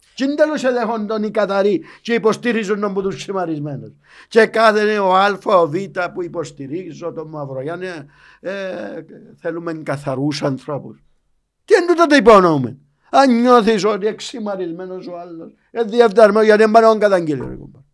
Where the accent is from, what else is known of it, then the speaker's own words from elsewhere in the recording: Paphos, Paphos District, Cyprus; είμαι από την Πάφο